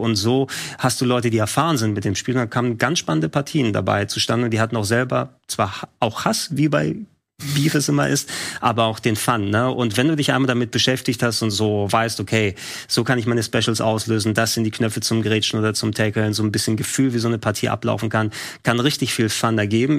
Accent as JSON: {"language": "German", "region": "Hamburg", "country": "Germany", "said": "als äh, Hamburger Jung"}